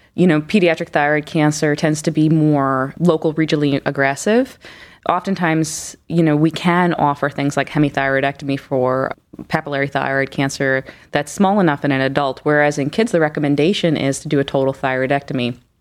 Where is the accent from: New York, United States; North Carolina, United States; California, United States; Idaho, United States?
New York, United States; moved away as an adult; also born or lived in Philadelphia / Houston; now in Cleveland, United States; I'm actually originally from New York